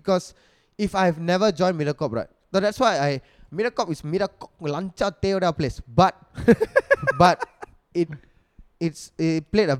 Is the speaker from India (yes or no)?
yes; India; Like, I fucking love myself being an Indian.